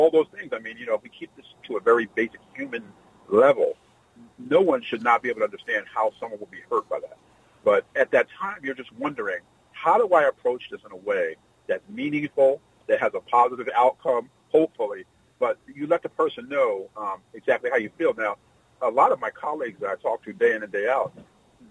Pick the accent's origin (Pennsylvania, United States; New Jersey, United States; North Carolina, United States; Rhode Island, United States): Pennsylvania, United States; Philadelphia; I grew up in Philadelphia, Pennsylvania